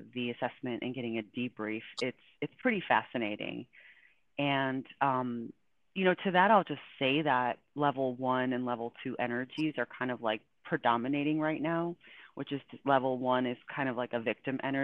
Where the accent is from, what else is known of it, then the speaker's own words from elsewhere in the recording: Buffalo, New York, United States; I grew up in Buffalo, New York